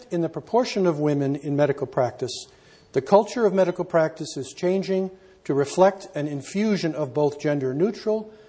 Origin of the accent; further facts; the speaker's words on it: Canada; I'm a Canadian